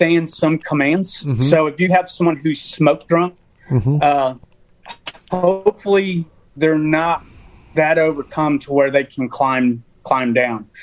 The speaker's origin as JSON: {"language": "English", "town": "Chicago", "region": "Illinois", "country": "United States", "tie": "born or raised there", "moved": "yes", "lives_now": "Birmingham, United States", "said": "born and raised in Chicago, barely graduated high school"}